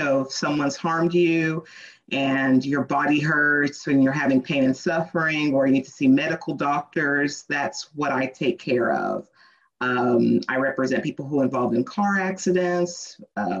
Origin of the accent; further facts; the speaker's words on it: Dallas, Texas, United States; also born or lived in Little Rock, Arkansas; So we've always been in Dallas